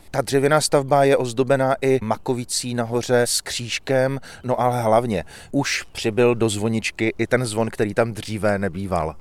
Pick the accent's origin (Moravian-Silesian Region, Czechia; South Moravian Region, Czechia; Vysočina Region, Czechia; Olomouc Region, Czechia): Olomouc Region, Czechia; Olomouc; kteří jsme z Olomouce